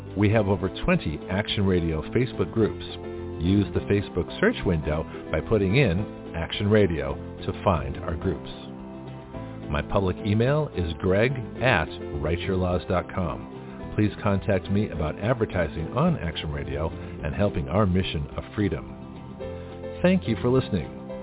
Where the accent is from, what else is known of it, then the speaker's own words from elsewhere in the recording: Canada; now in United States; I was born in Canada